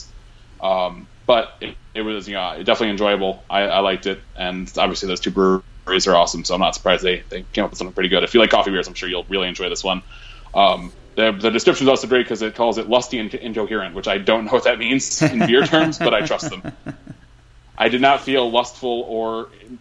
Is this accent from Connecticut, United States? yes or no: yes; towards Connecticut, United States; one of my favorite breweries from towards my hometown